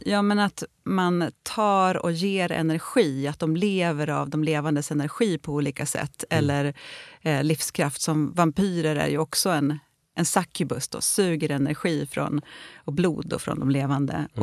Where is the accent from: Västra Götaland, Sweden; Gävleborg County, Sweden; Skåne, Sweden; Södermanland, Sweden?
Gävleborg County, Sweden; Gästrikland; där jag växte upp då i Gästrikland